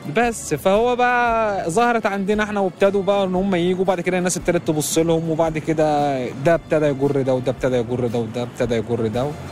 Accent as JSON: {"language": "Arabic", "town": "Benha", "region": "Qalyubia", "country": "Egypt", "moved": "yes", "lives_now": "New York, United States", "said": "انا من بطا انا من بنها من القليوبيه"}